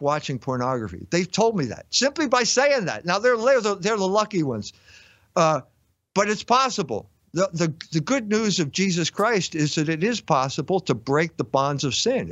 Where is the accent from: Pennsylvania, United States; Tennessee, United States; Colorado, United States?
Pennsylvania, United States; Philadelphia; I grew up in Philadelphia